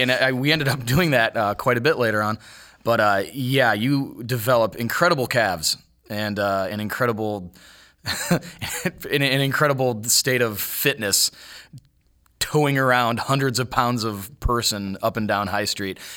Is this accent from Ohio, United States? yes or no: yes; Cuyahoga Falls, Ohio, United States; moved away as an adult; also born or lived in Las Vegas / San Diego; now in Columbus, United States; I came down here from Cuyahoga Falls, Ohio, which is a little bit, little bit south of Cleveland.